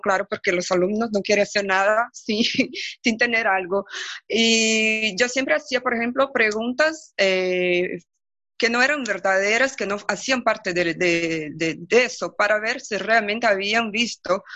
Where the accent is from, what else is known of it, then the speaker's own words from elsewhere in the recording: Brazil; first language Portuguese; Spanish is a second language; en portugués, mi, mi lengua madre